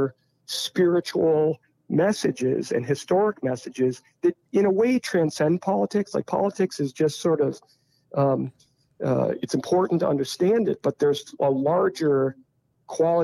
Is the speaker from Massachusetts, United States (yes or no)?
yes; South Hadley, Massachusetts, United States; I grew up around Mount Holyoke College